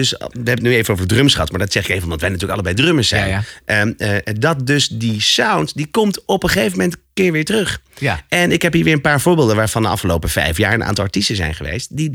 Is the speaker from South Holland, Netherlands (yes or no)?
yes; Alphen aan den Rijn, South Holland, Netherlands; bij ons in Al van de Rijn